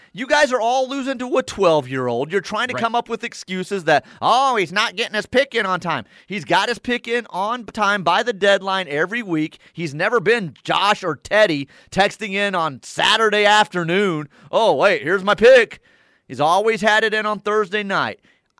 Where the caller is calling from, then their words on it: Davenport, Oklahoma, United States; I'm from Davenport, Oklahoma